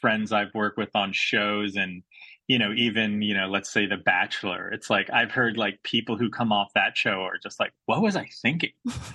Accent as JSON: {"language": "English", "country": "United States", "tie": "born or raised there", "said": "I grew up in the States, but both my parents are from Australia"}